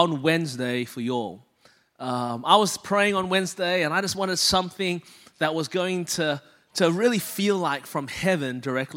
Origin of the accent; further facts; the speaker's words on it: Melbourne, Victoria, Australia; moved away as an adult; now in Anderson, United States; I was born and raised in Melbourne, Australia. That's the reason my voice is this way